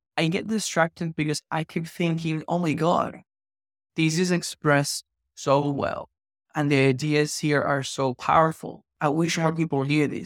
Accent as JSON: {"language": "English", "country": "Venezuela", "tie": "born or raised there", "also_born_or_lived": "Australia", "moved": "yes", "said": "I grew up in Venezuela"}